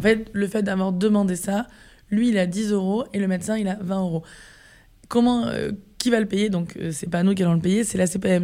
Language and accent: French; Var, Provence-Alpes-Côte d'Azur, France; also born or lived in Marseille; on est tous les deux issu du sud de la France. Donc, moi, à la base, je suis du Var, mm. euh, qui est à côté de Marseille.